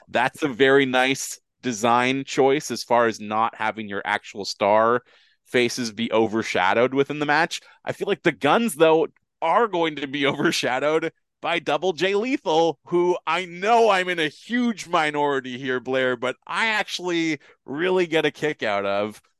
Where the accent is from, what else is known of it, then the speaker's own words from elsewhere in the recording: Canada; as a Canadian who uh, has cable